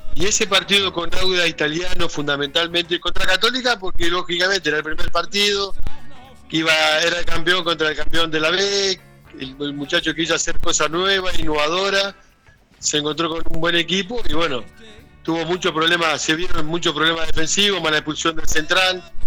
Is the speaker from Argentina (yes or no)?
yes; Argentina; moved away; yo llegaba para acá para Argentina porque ahora estoy acá en mi ciudad natal